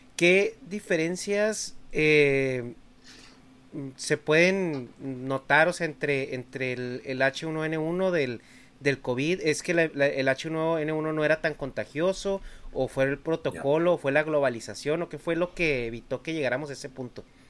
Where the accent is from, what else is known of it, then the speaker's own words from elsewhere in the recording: Mexico; yo soy de México, yo crecí en México